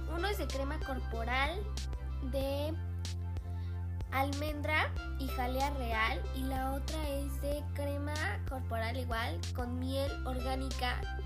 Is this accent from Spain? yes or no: no; Mexico; Soy mexicana. Sí, soy mexicana